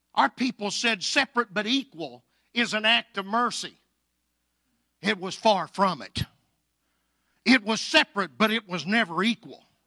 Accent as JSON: {"language": "English", "town": "Anadarko", "region": "Oklahoma", "country": "United States", "tie": "born or raised there", "said": "I was raised in Anadarko, Oklahoma, born and raised there."}